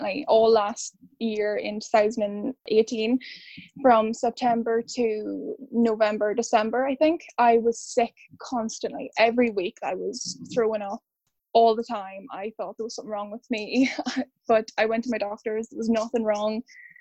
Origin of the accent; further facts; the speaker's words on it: Ireland; now in United Kingdom; I'm from Ireland, originally.